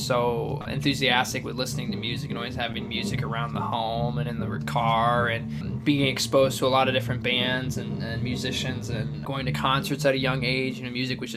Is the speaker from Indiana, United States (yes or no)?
no; Lansing, Michigan, United States; I'm originally from Lansing, Michigan